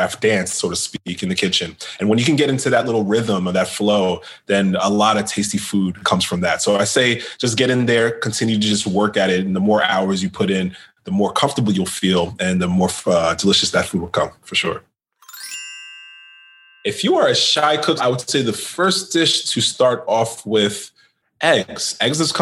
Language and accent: English; New York City, New York, United States; now in Washington, D.C. area, United States; I'm from New York City